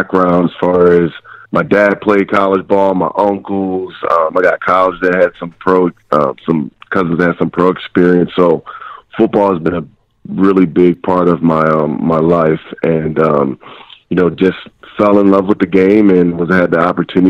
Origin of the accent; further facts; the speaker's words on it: Eastern Pennsylvania, United States; moved away as an adult; I'm from Eastern Pennsylvania, you know, small blue-collar town